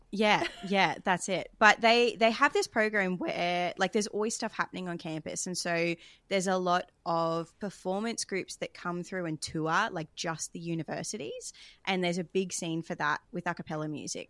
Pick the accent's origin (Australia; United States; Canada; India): Australia; I grew up singing in the Australian Girls Choir, as a lot of people do, um, throughout my childhood